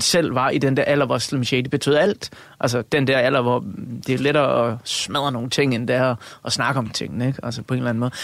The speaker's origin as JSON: {"language": "Danish", "area": "Funen", "region": "Southern Denmark", "country": "Denmark", "tie": "born or raised there", "said": "Jeg er født og opvokset på Fyn."}